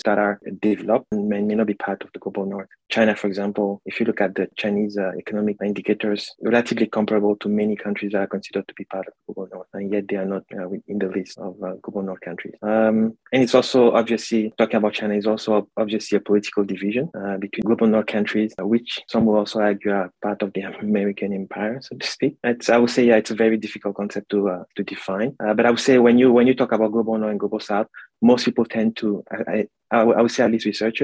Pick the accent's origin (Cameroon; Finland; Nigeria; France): Cameroon; moved away as an adult; now in Toronto, Canada; I'm originally from Cameroon